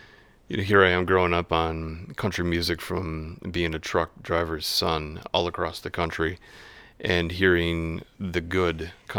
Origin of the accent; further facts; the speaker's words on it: La Crescent, Minnesota, United States; also born or lived in La Crosse, Wisconsin; Between La Crescent, Minnesota, southeastern Minnesota, and La Crosse, Wisconsin area, just along, you know, banks of Mississippi.